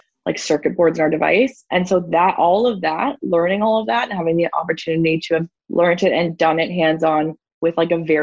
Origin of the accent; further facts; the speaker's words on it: Ontario, Canada; moved away; also born or lived in Whistler, British Columbia; I'm originally from Ontario